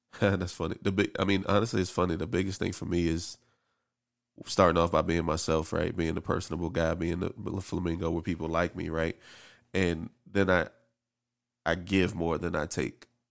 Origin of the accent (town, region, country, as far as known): District Heights, Maryland, United States; born or raised there; also born or lived in Camp Springs, Maryland